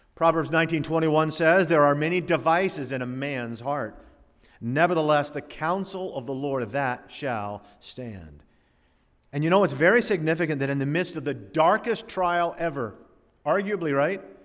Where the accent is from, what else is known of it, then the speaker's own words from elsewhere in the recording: Florida, United States; growing up in Florida